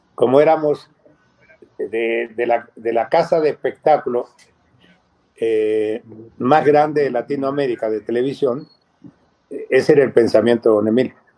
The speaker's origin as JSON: {"language": "Spanish", "country": "Chile", "moved": "as an adult", "lives_now": "Mexico", "said": "siendo chileno, habiendo nacido ya naturalizado mexicano"}